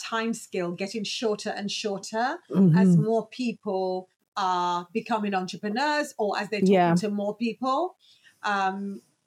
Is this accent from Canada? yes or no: no; United Kingdom; I'm British, I can only speak from, you know, my perspective as a Brit.